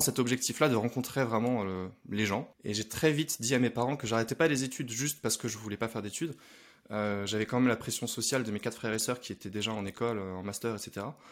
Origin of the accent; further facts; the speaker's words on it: Lille, Hauts-de-France, France; je viens de Lille et je travaille dans le e-commerce depuis 6 ans.